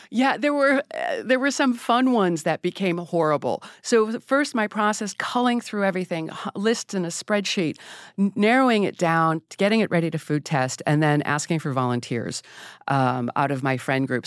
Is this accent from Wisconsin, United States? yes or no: yes; Wisconsin, United States; I'm from Wisconsin